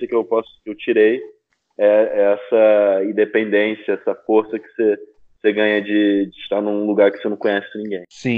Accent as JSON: {"language": "Portuguese", "region": "Rio de Janeiro", "country": "Brazil", "also_born_or_lived": "Lisbon, Portugal", "moved": "as an adult", "lives_now": "Amsterdam, Netherlands", "said": "como carioca e brasileiro"}